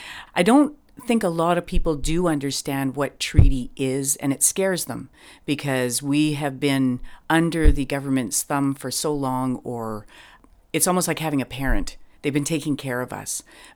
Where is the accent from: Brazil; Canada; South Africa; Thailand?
Canada; Chehalis First Nation, British Columbia; I am from the Chiactin First Nation